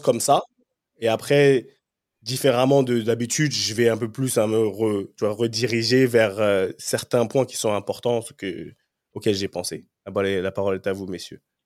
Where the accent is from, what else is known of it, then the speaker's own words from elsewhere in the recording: France; moved away; also born or lived in England; j'ai grandi en France, je suis arrivé en Angleterre.